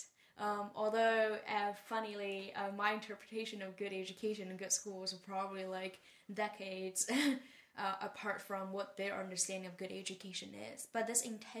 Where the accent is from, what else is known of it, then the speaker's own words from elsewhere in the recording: Taizhou, Zhejiang, China; English is a second language; moved away as an adult; also born or lived in Hangzhou, China / Maine, United States / San Francisco, United States; I grew up in Taizhou, which is a town, well, not small in Chinese sense. And I went to a very influential school for me, middle school and high school in Hangzhou. So I left home at 12 and spent a lot of time in Hangzhou in my forming years